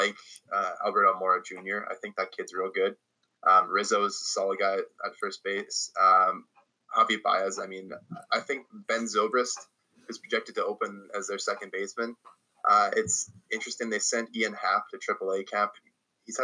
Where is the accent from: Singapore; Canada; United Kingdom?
Canada; as a Canadian